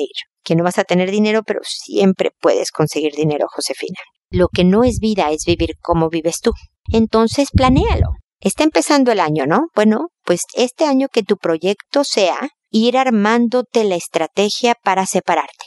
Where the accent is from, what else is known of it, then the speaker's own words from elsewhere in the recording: Mexico; now in Chile; soy mexicana